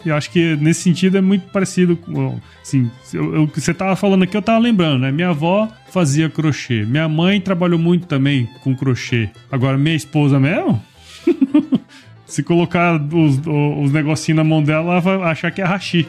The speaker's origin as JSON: {"language": "Portuguese", "region": "Mato Grosso", "country": "Brazil", "also_born_or_lived": "São Paulo", "said": "eu sou de Mato Grosso"}